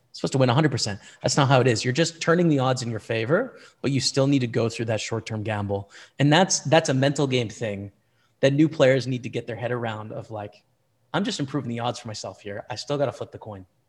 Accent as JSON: {"language": "English", "country": "Canada", "said": "as a Canadian"}